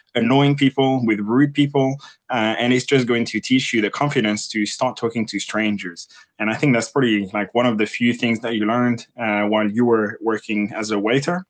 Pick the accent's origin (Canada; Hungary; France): France; English is a second language; moved away as an adult; now in United Kingdom; I am French and I moved to the U K in two thousand and eight and I didn't speak English at the time